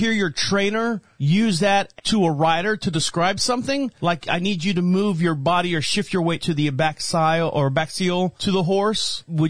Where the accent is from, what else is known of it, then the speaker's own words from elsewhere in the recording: Florida, United States; I'm from Florida, so we have an accent down